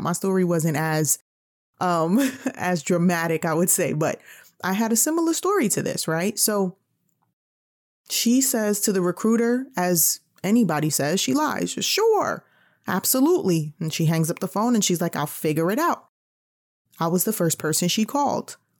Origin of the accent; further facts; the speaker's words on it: New York, United States; I'm from New York